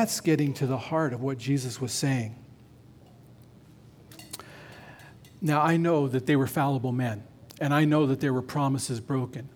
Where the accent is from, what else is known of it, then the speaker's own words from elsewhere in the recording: Nevada, United States; I grew up in Nevada